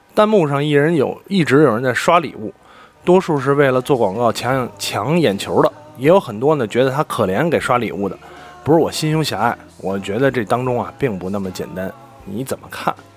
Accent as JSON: {"language": "Chinese", "region": "Beijing", "country": "China", "said": "因为我身为一个北京人，身边真的有太多北京朋友了"}